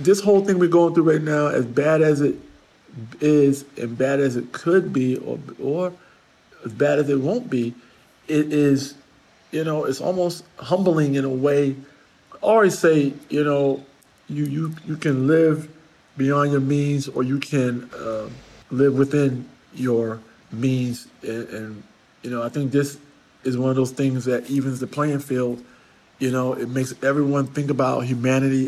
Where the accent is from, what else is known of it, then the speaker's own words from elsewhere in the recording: New York City, New York, United States; I'm a New Yorker